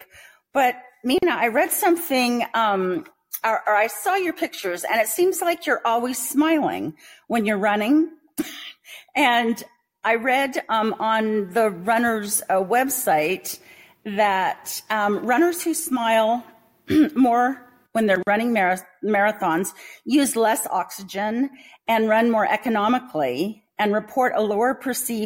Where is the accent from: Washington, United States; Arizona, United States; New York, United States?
Arizona, United States; I'm speaking to you from Arizona, my home state. And I grew up on a cotton farm in the Sonoran Desert